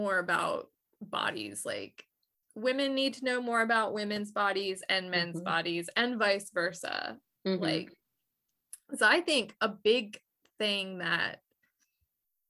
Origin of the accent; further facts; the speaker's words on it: Delaware, United States; now in Georgia, United States; I'm from Delaware, I'm not from Georgia.